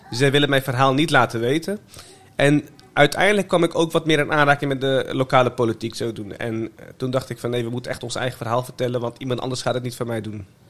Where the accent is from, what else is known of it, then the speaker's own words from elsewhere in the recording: The Hague, South Holland, Netherlands; also born or lived in Meppel; ik was voor mijn eerste verjaardag, die heb ik in Den Haag gevierd